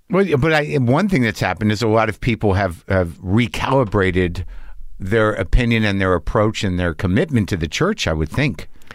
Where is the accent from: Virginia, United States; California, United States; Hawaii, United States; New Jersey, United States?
New Jersey, United States; I'm born in Jersey